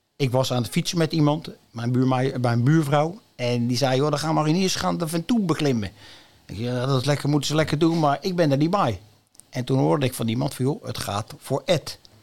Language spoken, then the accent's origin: Dutch; Almelo, Overijssel, Netherlands; also born or lived in Leiderdorp; now in Noordwijk, Netherlands; ik ben, kom oorspronkelijk uit het oosten van het land. Ik ben in Almelo geboren.